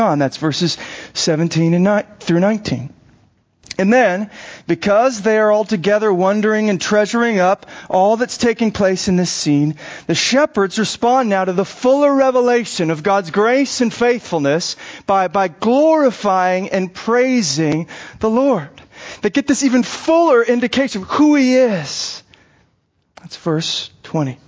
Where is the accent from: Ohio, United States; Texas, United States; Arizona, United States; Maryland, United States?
Arizona, United States; I grew up in Arizona